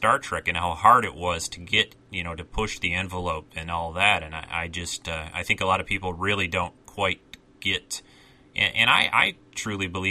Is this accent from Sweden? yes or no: no; Detroit, Michigan, United States; I grew up in the Detroit area